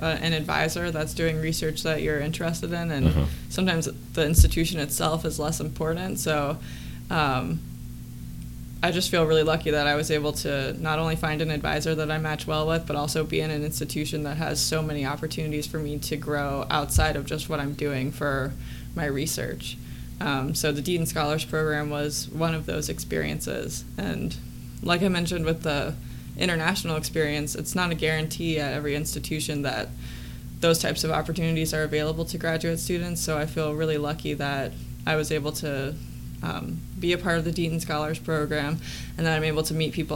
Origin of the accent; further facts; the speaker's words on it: Charlotte, North Carolina, United States; moved away as an adult; also born or lived in Raleigh, North Carolina; now in Columbia, United States; I was raised in Charlotte, went to school in Raleigh